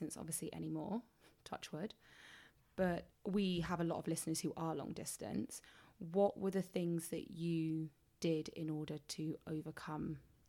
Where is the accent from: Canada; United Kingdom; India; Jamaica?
United Kingdom; England; I'm from England.